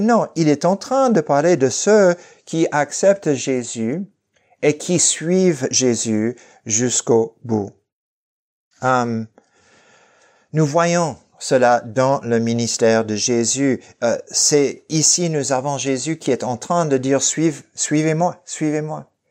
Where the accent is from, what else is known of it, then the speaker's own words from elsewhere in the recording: Fresno, California, United States; now in Lausanne, Switzerland; dans ma ville natale de Fresno